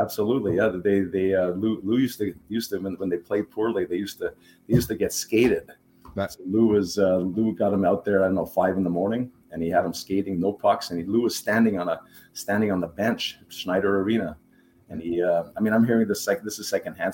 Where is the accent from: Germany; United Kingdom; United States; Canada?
Canada; Montreal, Quebec; first language German; English is a second language; I grew up in Montreal